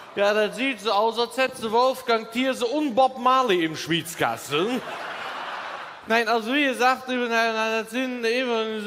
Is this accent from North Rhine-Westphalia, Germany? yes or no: yes; Windeck, North Rhine-Westphalia, Germany; moved away; ich, komme ursprünglich aus, aus Windig-Schladern